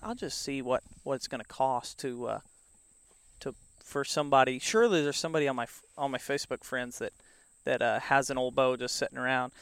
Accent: the Ozarks, United States; I grew up in the Ozarks with the streams, and so there was all kinds of fishing around here

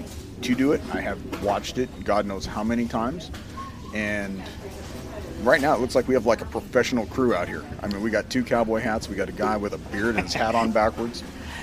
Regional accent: California, United States; now in Texas, United States; I grew up in California.

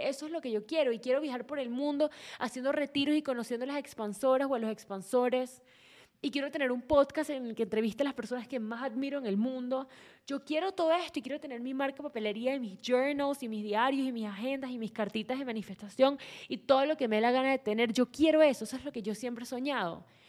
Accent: Venezuela; vengo de Venezuela

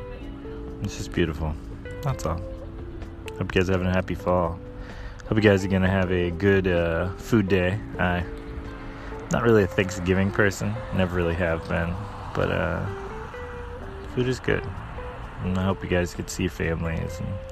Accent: rural North Carolina, United States; now in Takoma Park, United States; I grew up in rural North Carolina, so it's like Matthews, Mint Hill, Charlotte area.

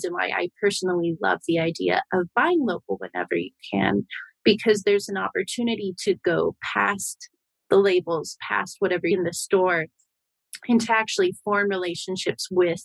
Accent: Idaho, United States; the West, which is where I grew up in Idaho

